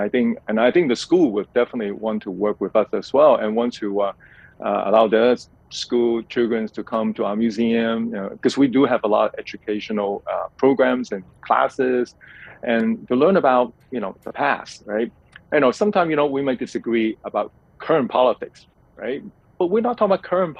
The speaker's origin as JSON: {"language": "English", "country": "Hong Kong", "tie": "born or raised there", "said": "growing up in Hong Kong"}